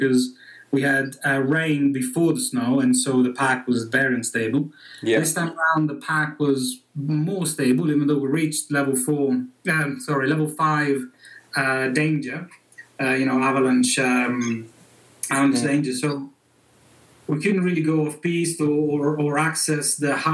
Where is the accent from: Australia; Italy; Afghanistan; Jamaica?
Italy; Bologna, Emilia-Romagna; English is a second language; moved away as an adult; now in Zermatt, Switzerland; my region, I'm from Bologna, is my home city